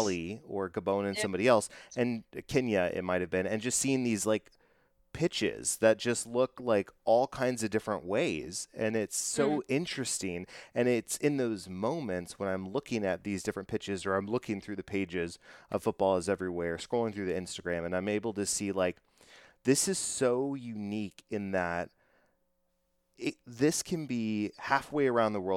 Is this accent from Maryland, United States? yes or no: no; Texas, United States; I'm from Texas